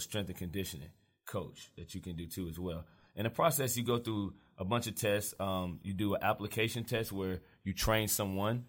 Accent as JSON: {"language": "English", "town": "Charlotte", "region": "North Carolina", "country": "United States", "tie": "born or raised there", "said": "I'm from Charlotte, one of the few born and raised. I've been here my whole life"}